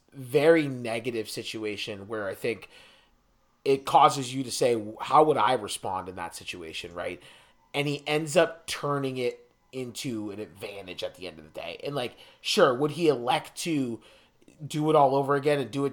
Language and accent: English; Fairfax County, Virginia, United States; I'm literally from Fairfax County, Virginia